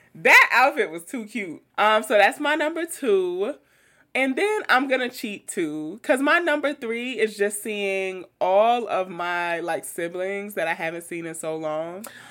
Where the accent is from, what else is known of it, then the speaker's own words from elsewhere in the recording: New York City, New York, United States; I grew up in Queens